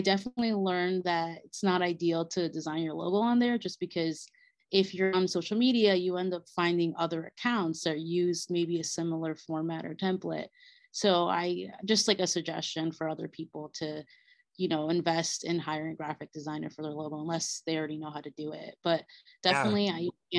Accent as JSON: {"language": "English", "country": "Bolivia", "moved": "yes", "said": "my Bolivian roots, since I'm from Bolivia"}